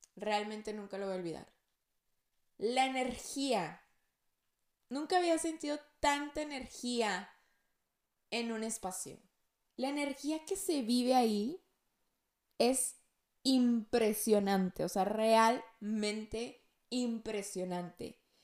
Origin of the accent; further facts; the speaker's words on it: Monterrey, Nuevo León, Mexico; yo soy de Monterrey